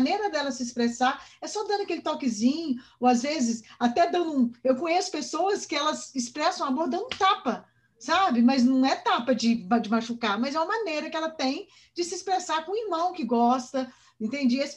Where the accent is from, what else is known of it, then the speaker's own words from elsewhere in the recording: Minas Gerais, Brazil; now in São José dos Campos, Brazil; mas eu nasci em Minas, né? Eu sou mineira de raiz. E lá, como a gente vem dessa coisa muito genuína, de cidade pequena, de todo mundo se conhecer